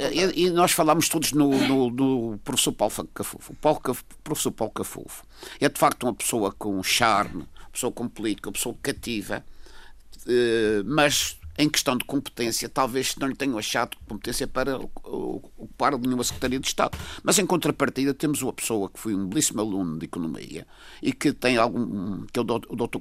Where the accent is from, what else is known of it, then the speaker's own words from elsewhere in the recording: Madeira, Portugal; eu, como madeirense